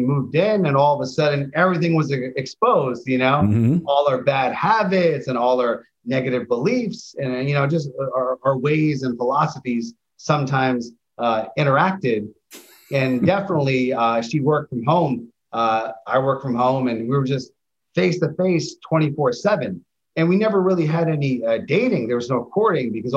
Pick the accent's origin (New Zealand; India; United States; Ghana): United States; New York City, New York; I grew up in Queens.